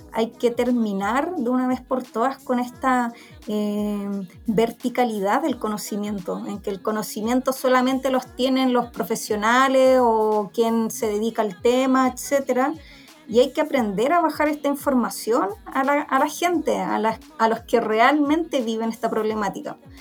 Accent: Santiago, Santiago Metropolitan Region, Chile; yo soy de Santiago, ya eh, nací y criada acá

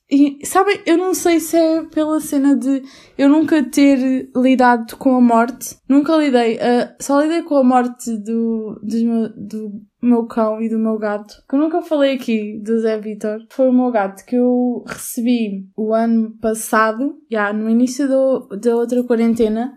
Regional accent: Albufeira, Algarve, Portugal; seria Albufeira, porque a qualidade de vida é incrível, mesmo no inverno e tudo mais. E é a minha terra natal

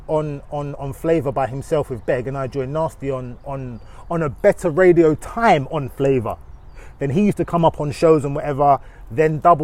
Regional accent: London, United Kingdom; I'm from Northwest London. I'm from Kilburn

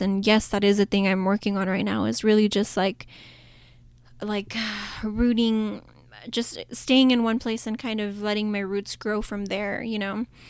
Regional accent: El Paso, Texas, United States; El Paso in my hometown

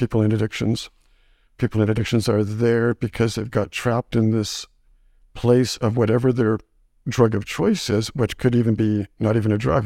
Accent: Saskatchewan, Canada; moved away as an adult; also born or lived in Winnipeg; now in Grande Prairie, Canada; I was kinda raised in Saskatchewan

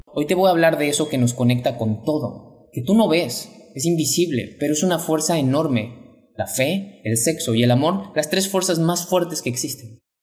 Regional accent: Mexico; mexicano, emprendedor y empresario

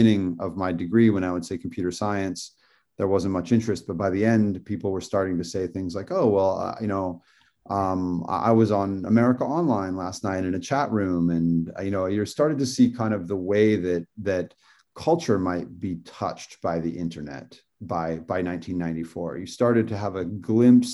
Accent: Indiana, United States; now in Malibu, United States; I'm from Indiana. I grew up with computers

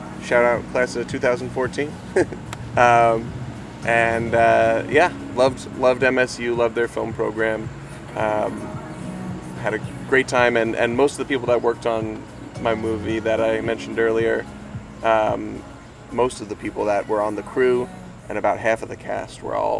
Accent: Holmdel, New Jersey, United States; also born or lived in Red Bank, New Jersey; Around these parts, not in Red Bank, but in Holmdel, New Jersey. But I live in Red Bank now. Went to Holmdel High School. Then I went to Montclair.

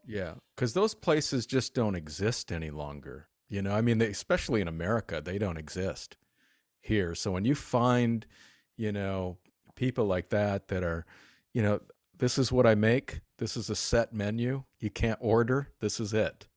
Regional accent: Detroit, Michigan, United States; moved away; also born or lived in New York City; I'm originally from the Detroit area in Mich-, Michigan

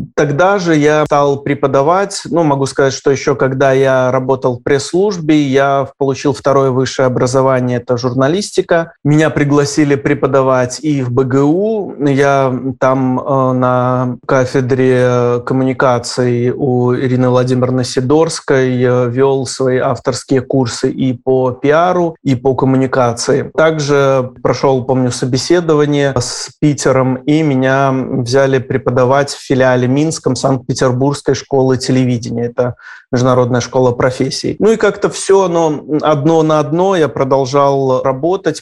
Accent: Gomel, Gomel Region, Belarus; moved away; мне 17 лет, я мальчик из Гомеля, который только что закончил школу

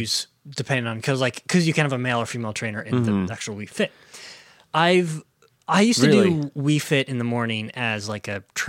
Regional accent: United States; we are both American.

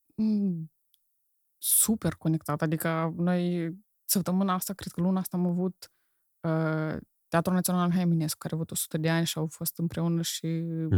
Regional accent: Moldova; accent: Moldovan; moved away; also born or lived in Romania; eu sunt moldovan, pentru că am cultura în mine

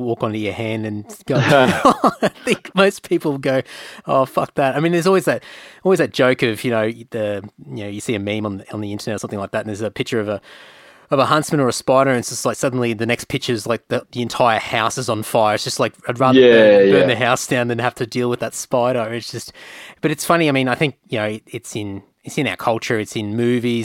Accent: Queensland, Australia; also born or lived in Redcliffe / Cunnamulla / Emerald / Rockhampton; I grew up in Queensland and I was all over the shop

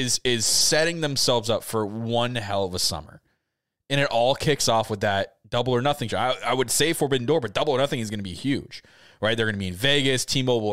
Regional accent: Canada; I'm Canadian.

